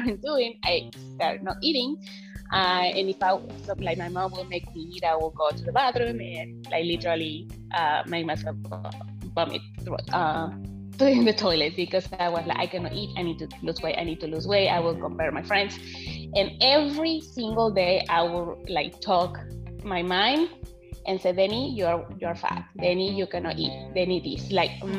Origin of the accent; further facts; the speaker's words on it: Mexico; English is a second language; moved away as an adult; now in United States; I am actually from Mexico. I grew all my life in Mexico